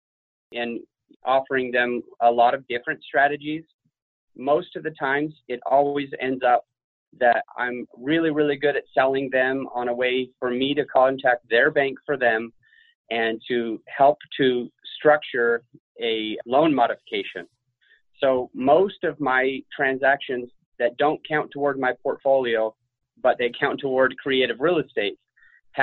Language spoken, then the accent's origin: English; Utah, United States; now in Denver, United States; I come from Utah